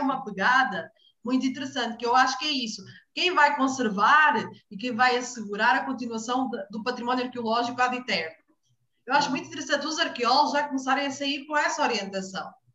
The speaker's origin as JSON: {"language": "Portuguese", "country": "Portugal", "moved": "as an adult", "lives_now": "Brazil", "said": "eu sou portuguesa"}